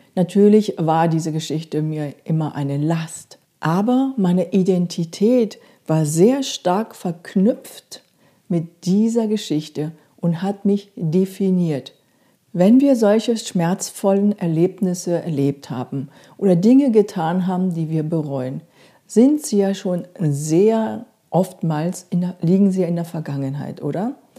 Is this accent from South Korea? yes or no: yes; South Korea; moved away; Ich bin in Korea aufgewachsen